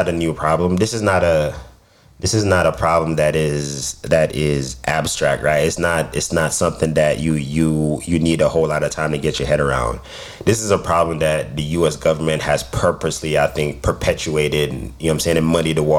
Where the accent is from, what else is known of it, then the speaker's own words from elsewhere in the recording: United States; also born or lived in Jamaica; I was born in America